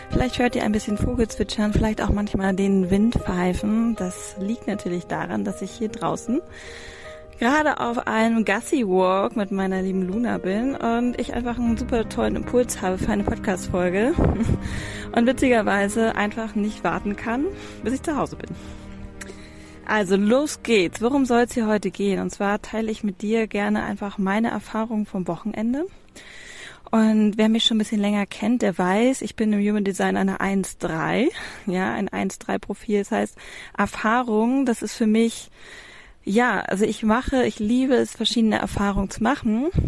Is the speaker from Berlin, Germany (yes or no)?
no; Hamburg, Germany; Ich habe, ich bin eine Hamburger Großstadtpflanze. Ich habe bis vor zwei Jahren dir noch, äh, hätte ich dir noch gesagt, boah, ich ziehe nie aus Hamburg weg. Niemals. Ich wohne in Hamburg-Ottensen oder wohnte in Hamburg-Ottensen mittendrin im Leben.